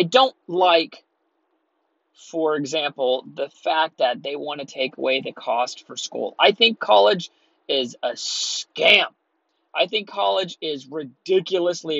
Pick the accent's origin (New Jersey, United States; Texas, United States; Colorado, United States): Texas, United States; moved away as an adult; also born or lived in Southern California; I'm from Texas